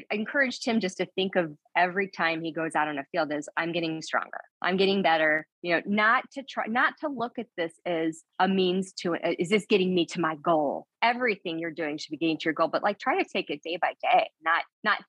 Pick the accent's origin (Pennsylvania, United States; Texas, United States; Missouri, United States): Missouri, United States; I'm from Missouri